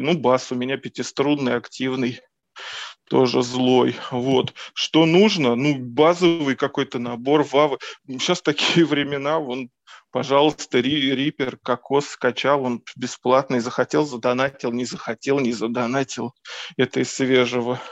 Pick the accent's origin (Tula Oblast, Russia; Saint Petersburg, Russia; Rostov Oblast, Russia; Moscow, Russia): Moscow, Russia; я из Москвы, тут родился, тут и вырос